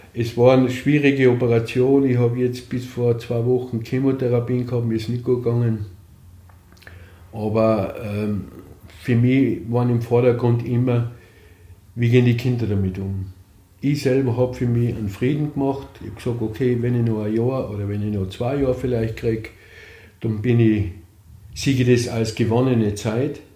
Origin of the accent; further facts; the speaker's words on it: Austria; moved away as an adult; also born or lived in Vienna, Austria; now in Lienz, Austria; Ich bin aufgewachsen im Grafnanger, habe da meine Jugend verbracht, bis ich dann noch beruflich äh, nach Wien gegangen bin.